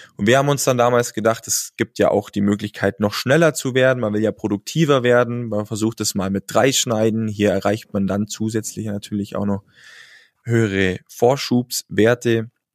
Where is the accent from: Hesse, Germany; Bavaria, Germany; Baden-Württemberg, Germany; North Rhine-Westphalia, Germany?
Bavaria, Germany; Allgäu; Als Allgäuer